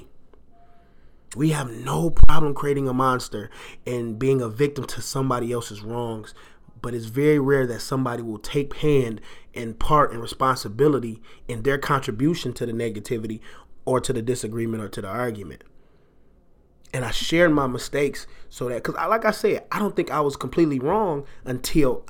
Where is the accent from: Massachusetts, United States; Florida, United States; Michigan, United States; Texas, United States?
Michigan, United States; Detroit; I am a Detroiter. I was born in Detroit. I've lived in Detroit.